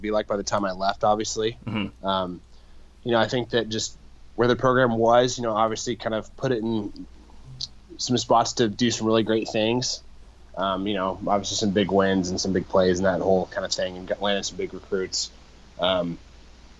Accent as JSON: {"language": "English", "town": "Mercer Island", "region": "Washington", "country": "United States", "tie": "born or raised there", "said": "I was born and raised in Mercer Island"}